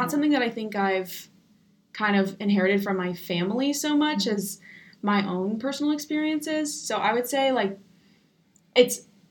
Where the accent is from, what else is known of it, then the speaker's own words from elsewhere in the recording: Arizona, United States; moved away; I grew up in Arizona. That's where I'm from.